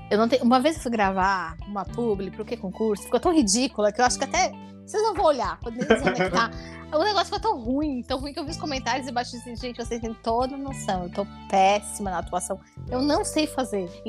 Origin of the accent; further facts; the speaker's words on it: Tubarão, Santa Catarina, Brazil; moved away as an adult; also born or lived in Florianópolis; final de 2003, eu, eu me mudei em agosto para fazer ESMESC. Eu queria ser juíza. Tá, antes tu, tu tava onde? Eu, eu sou de Tubarão, Santa